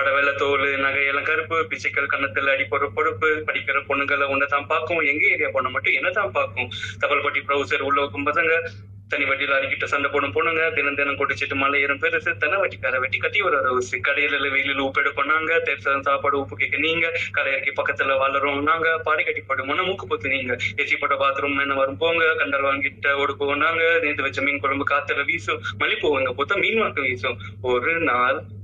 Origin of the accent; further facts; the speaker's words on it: Chennai, Tamil Nadu, India; நான் சென்னை தான் ஜி எல்லாமே வந்து அதாவது வந்து நிறைய டிராவல் பண்ணியிருக்கேன் பட் வந்து என்னைக்கும் இங்க விட்டு போனதுன்னு நினைச்சது இல்லை